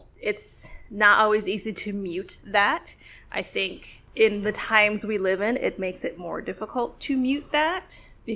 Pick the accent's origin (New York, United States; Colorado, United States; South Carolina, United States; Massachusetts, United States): New York, United States; New York City; I'm from Brooklyn